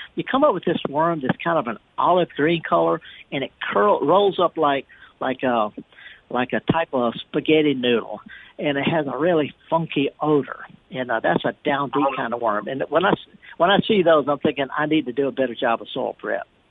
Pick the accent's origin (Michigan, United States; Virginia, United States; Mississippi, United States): Mississippi, United States; the Mississippi Delta, United States; also born or lived in Jackson, Mississippi; I was raised in the Delta in the summer, staring at water